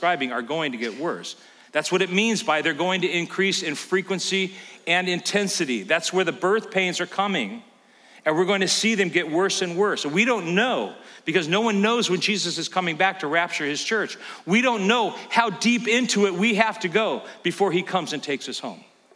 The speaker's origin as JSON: {"language": "English", "region": "California", "country": "United States", "tie": "born or raised there", "moved": "yes", "lives_now": "Elkhart, United States", "said": "growing up in California, you think nothing of earthquakes."}